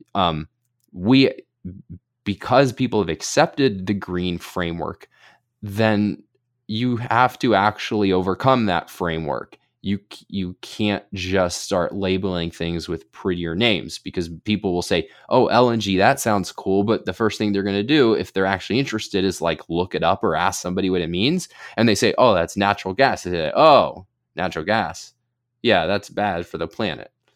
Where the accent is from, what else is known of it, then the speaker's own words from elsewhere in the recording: Pennsylvania, United States; my home state of Pennsylvania